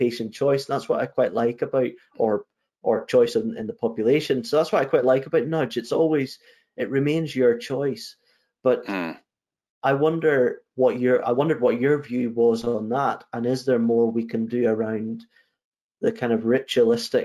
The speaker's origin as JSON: {"language": "English", "region": "Northern Ireland", "country": "United Kingdom", "tie": "born or raised there", "said": "I grew up in Northern Ireland"}